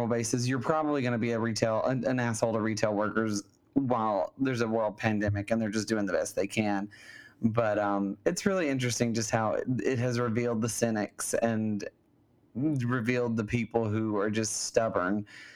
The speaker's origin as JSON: {"language": "English", "region": "Alabama", "country": "United States", "tie": "born or raised there", "moved": "yes", "lives_now": "California, United States", "said": "my home state of Alabama"}